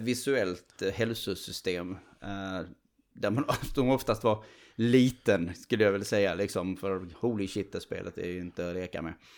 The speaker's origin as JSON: {"language": "Swedish", "country": "Sweden", "said": "som svensk"}